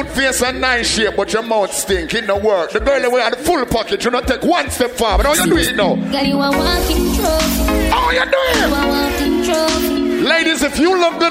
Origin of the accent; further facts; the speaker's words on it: Jamaica; accent: Jamaican; now in Miami, United States; If you didn't catch my accent, I'm a Jamaican